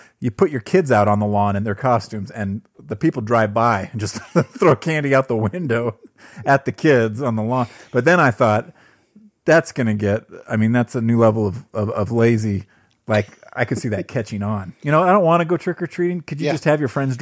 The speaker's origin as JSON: {"language": "English", "town": "Thousand Oaks", "region": "California", "country": "United States", "tie": "born or raised there", "moved": "yes", "lives_now": "Utah, United States", "said": "As a kid, I grew up in Southern California, in Thousand Oaks, Westlake Village area"}